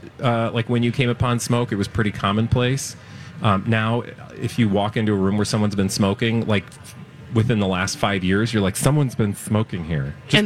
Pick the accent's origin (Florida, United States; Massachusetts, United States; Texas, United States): Texas, United States; Houston; also born or lived in Chicago; when I was growing up in Houston, and I went to I enrolled in middle school. We came from Chicago, moved to Houston